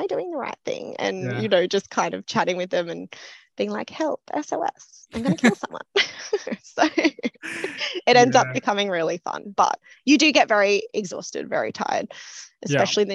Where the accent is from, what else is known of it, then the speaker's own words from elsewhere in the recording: Lismore, New South Wales, Australia; moved away as an adult; also born or lived in Newcastle, Australia; now in Sydney, Australia; I grew up around Byron Bay, Lismore area.